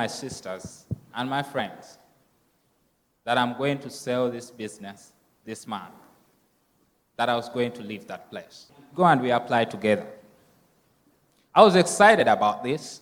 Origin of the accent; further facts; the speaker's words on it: Uganda; moved away; the orphanage that I grew up from in Uganda